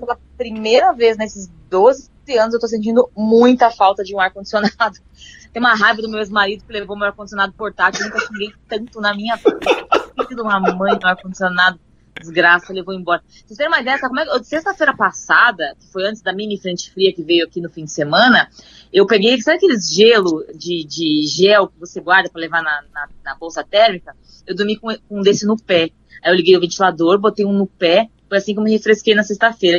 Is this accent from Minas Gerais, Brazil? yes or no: no; Cascavel, Paraná, Brazil; Quem foi criado no frio horroroso de Cascavel